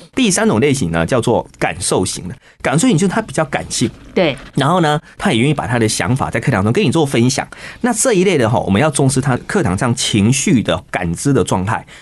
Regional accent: Taiwan; 我们台湾话也常这样讲

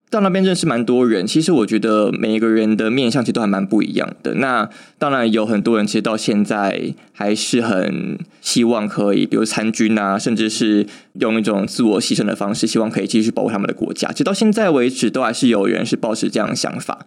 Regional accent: Taiwan; 身为台湾人

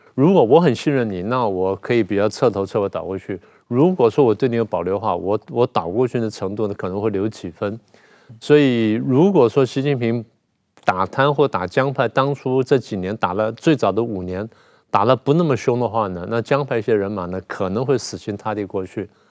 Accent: Taiwan; 我台湾叫…嘛

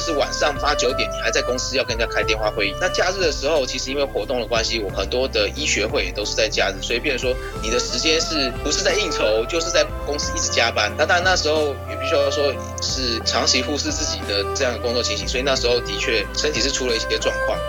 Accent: Taichung, Taiwan; 因为我从小就住在逢甲

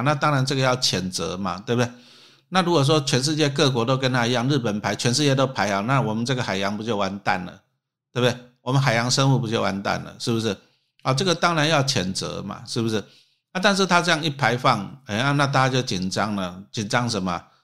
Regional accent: Taiwan; 我们台湾人

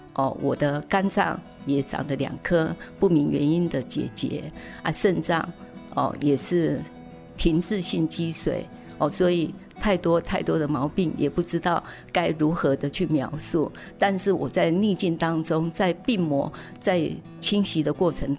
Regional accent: Taitung County, Taiwan; 我从小在仁爱国小那边求学，国中在宝山台东的宝山国中求学

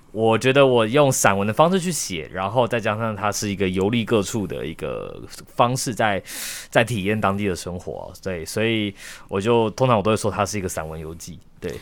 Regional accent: Taiwan; 我们台湾人思维中所认知的日常

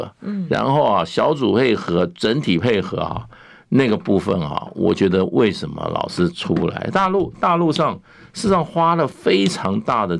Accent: China; 所以个人比赛中，我们中国人来讲的话，基本上一比一都是强强过任何人的。

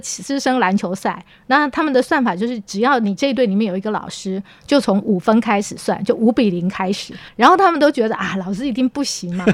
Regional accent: Yilan County, Taiwan; 我的，呃，爸爸妈妈，我妈妈在，呃，在宜兰当，呃，老师

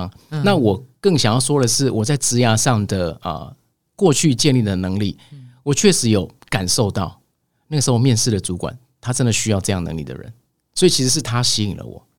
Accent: Taiwan; 那在大陆是只有我一个台湾人，嗯，我带了三十多位，一定要先入境随俗

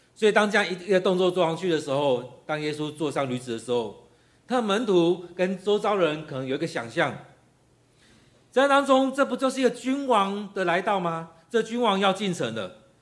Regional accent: Taiwan; 其实我们台湾人也常这样子，缺什么就埋怨什么

